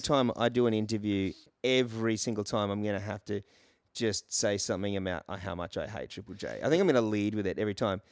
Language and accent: English; Brisbane, Queensland, Australia; moved away as an adult; also born or lived in England; I grew up in Brisbane.